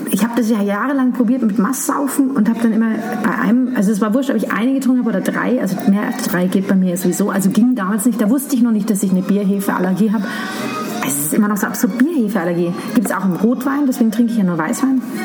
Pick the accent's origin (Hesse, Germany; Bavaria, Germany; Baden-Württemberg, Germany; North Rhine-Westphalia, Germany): Bavaria, Germany; Munich; Ich bin halt ein Schwabinger Kind. Ich bin in der Schellingstraße groß geworden